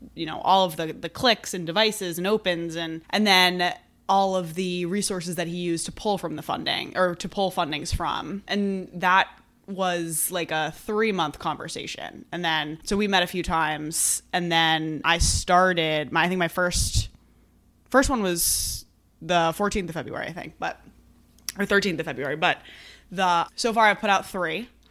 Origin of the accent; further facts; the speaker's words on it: Brookline, Massachusetts, United States; I grew up in Brookline, which is, you know, right outside of Boston. So I've always been here